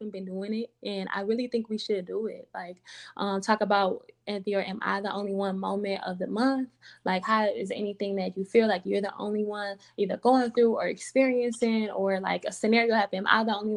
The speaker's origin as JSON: {"language": "English", "region": "Michigan", "country": "United States", "said": "I'm from Michigan, live in Detroit"}